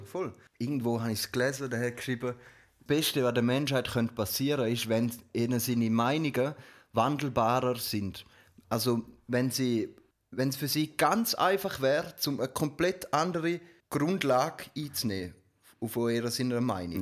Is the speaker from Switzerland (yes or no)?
yes; Switzerland; bei uns in der Schweiz